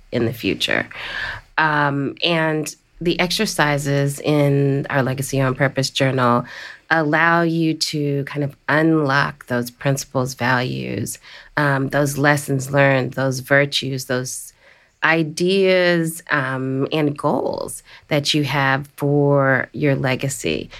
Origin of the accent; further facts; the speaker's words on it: Washington, District of Columbia, United States; the District of Columbia, my hometown